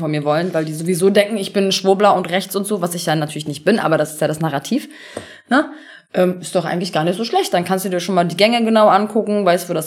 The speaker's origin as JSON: {"language": "German", "country": "Turkey", "said": "ich bin halt Türkin"}